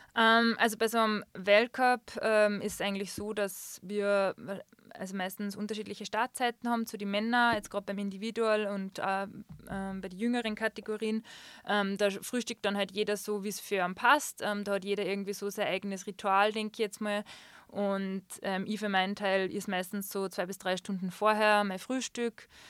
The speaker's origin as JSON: {"language": "German", "town": "Schladming", "region": "Styria", "country": "Austria", "tie": "born or raised there", "moved": "as an adult", "lives_now": "Füssen, Germany", "said": "in meinem Geburtsort in Schlabming"}